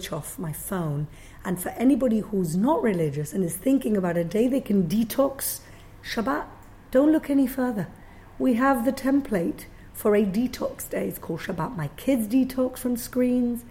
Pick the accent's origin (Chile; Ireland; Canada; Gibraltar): Gibraltar; moved away as an adult; also born or lived in London, United Kingdom; now in Jerusalem, Israel; I grew up in Gibraltar with a cable car over my head.